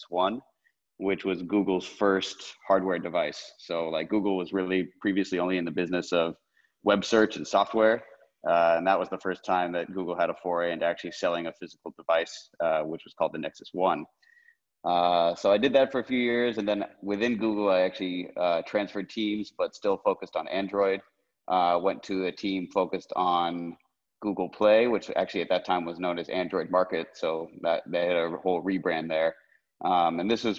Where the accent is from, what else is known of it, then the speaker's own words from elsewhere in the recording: Menlo Park, California, United States; I grew up in Menlo Park